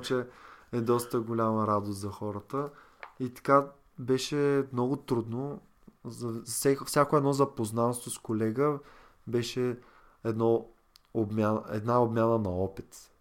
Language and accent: Bulgarian; Varna, Varna Province, Bulgaria; От Варна съм